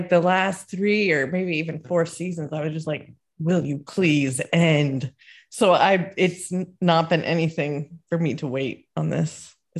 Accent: Scotland, United Kingdom; I'm only Scottish in the new sense, in that I live here and participate in society.

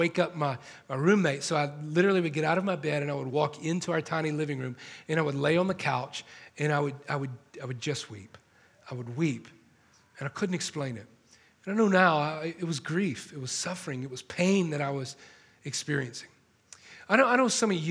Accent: Atlanta, Georgia, United States; now in Los Angeles, United States; I'm not from here, I'm from Atlanta

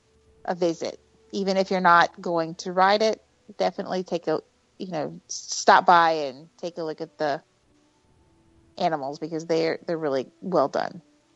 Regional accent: the South, United States; Yeah, I'm from the South.

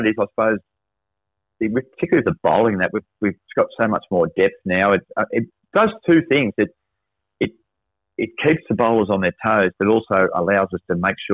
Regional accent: Albury, New South Wales, Australia; because it's in my hometown, the home city of Albury

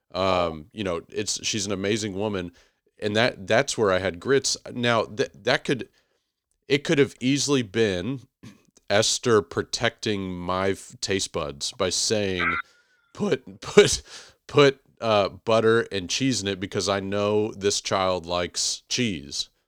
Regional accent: Houston, Texas, United States; I was born and raised in Houston

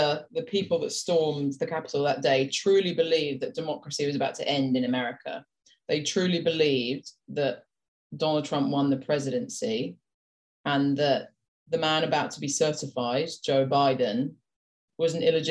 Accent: United Kingdom; accent: British; we're British

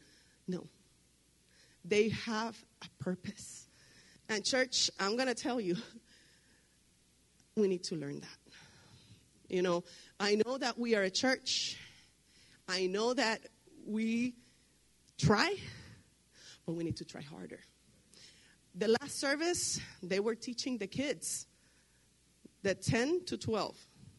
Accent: Puerto Rico; now in Laredo, United States; I live in Laredo, I live in Hebron, I live in Bruni, I come from Puerto Rico

